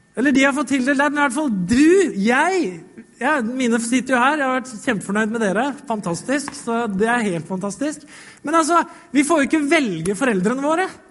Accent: Norway; Vi blei født her i Norge

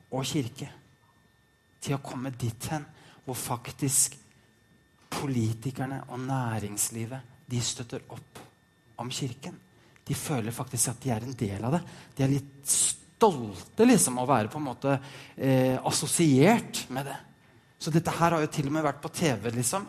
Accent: Norway; moved away as an adult; now in Denmark; Jeg er en norsk nordmann fra Norge

